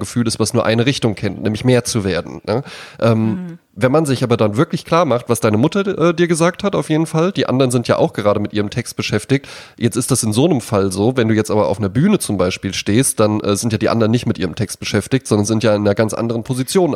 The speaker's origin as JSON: {"language": "German", "country": "Germany", "tie": "born or raised there", "said": "ich bin an der Lahn aufgewachsen, also an einem Fluss"}